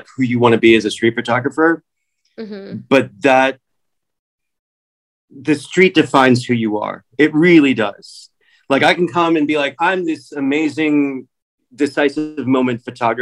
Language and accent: English; Washington, District of Columbia, United States; accent: American; moved away as an adult; also born or lived in New York City / England; now in Los Angeles, United States; I grew up in Washington, D.C. That's where I was born.